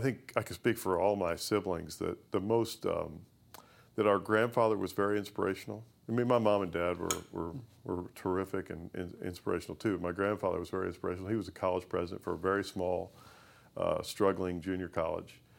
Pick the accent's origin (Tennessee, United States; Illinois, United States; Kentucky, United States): Kentucky, United States; Owensboro; I grew up in Owensboro, Kentucky